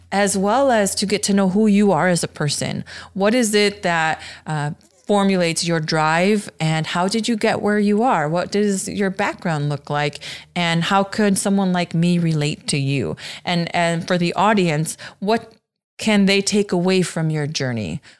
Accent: Aurora, Illinois, United States; born or raised there

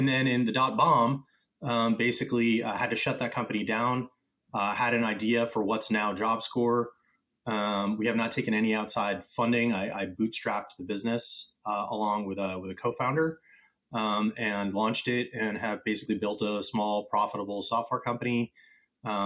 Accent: United States; So I'm originally American, but I'm half Brazilian.

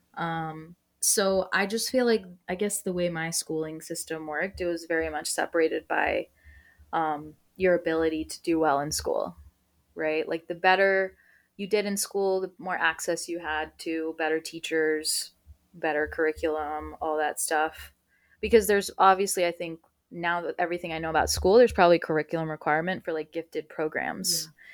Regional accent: United States; first language Spanish; English is a second language; I was born on U S soil

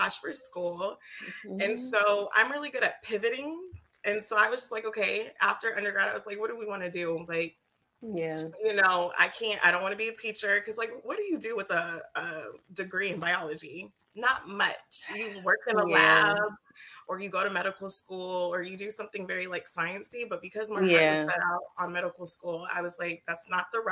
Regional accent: Texas, United States; moved away as an adult; also born or lived in Baltimore; now in New York, United States; growing up in Texas

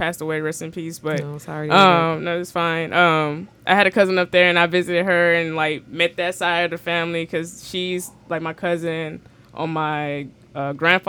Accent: Houston, Texas, United States; I'm from Houston

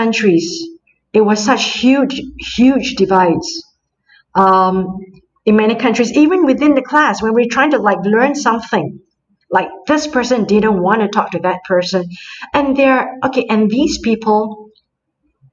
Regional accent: Singapore; moved away as an adult; now in France; I come from Singapore

